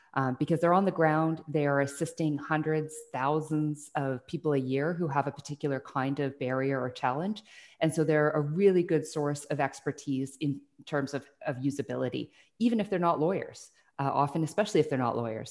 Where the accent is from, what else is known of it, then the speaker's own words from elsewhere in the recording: Burnaby, British Columbia, Canada; also born or lived in Salt Spring Island, British Columbia; I grew up in Burnaby for, uh, most of my younger childhood, and then we moved to Salt Spring Island, where my parents had a small hobby farm.